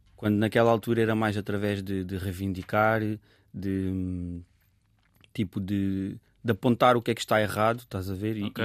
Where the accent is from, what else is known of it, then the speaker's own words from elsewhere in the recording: Sintra line, Lisbon, Portugal; eu cresci também na, na linha de Sintra, num bairro que, que é multicultural